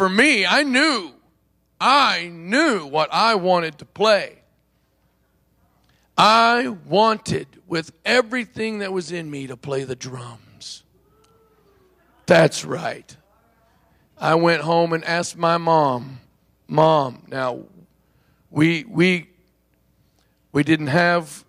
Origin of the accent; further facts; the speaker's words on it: Oklahoma, United States; I'm from Oklahoma, actually. It's where I was born and grew up.